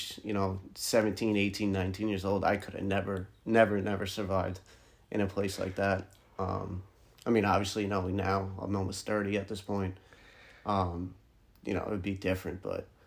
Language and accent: English; New York, United States; moved away as an adult; now in Florida, United States; growing up in New York